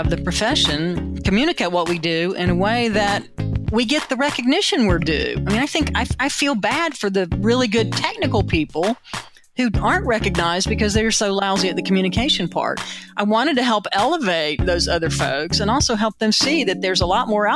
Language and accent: English; South Carolina, United States; also born or lived in Atlanta, Georgia; now in California, United States; I'm originally from South Carolina, so that's part of the fun as well, to be in wine country and be a redneck from South Carolina.